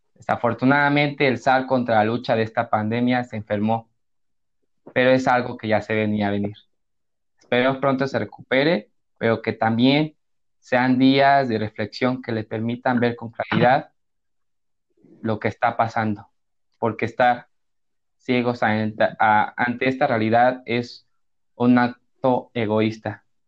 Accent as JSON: {"language": "Spanish", "country": "Mexico", "said": "somos como mexicanos"}